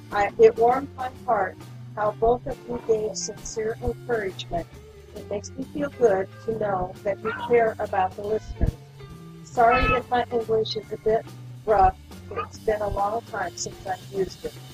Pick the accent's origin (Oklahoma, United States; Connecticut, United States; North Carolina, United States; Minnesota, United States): Minnesota, United States; Apple Valley; Uh, yep, I'm from Apple Valley too, but it's not in California.